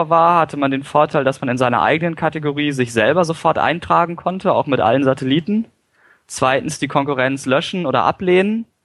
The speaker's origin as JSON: {"language": "German", "town": "Lüneburg", "region": "Lower Saxony", "country": "Germany", "tie": "born or raised there", "said": "ich hatte damals eine Website zu meiner Heimatstadt, also Lüneburg."}